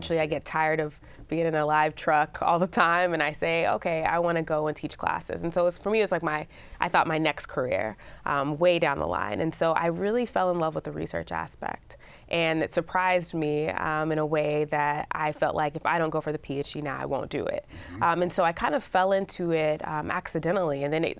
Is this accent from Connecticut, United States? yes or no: no; Dallas, Texas, United States; I'm from Dallas, Dallas Cowboys, footballs from all these legendary players.